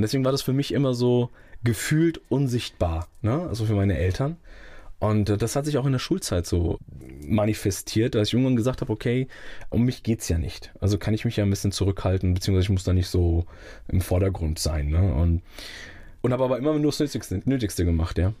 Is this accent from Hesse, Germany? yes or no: yes; Rödermark, Hesse, Germany; also born or lived in Langen; Ich bin dort geboren und bin dann groß geworden in Rödermark